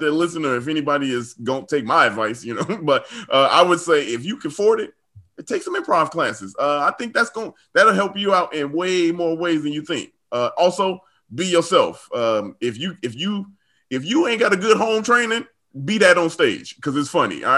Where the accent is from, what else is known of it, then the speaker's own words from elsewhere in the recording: Chicago, Illinois, United States; I'm from the South Side